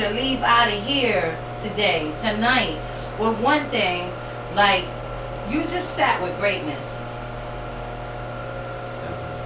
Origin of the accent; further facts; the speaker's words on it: New York City, New York, United States; now in New Haven, United States; when I was growing up in the South Bronx